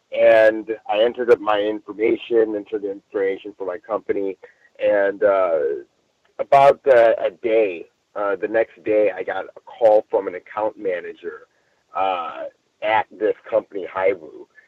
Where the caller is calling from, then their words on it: Long Beach, California, United States; I'm calling in from Long Beach, California this evening.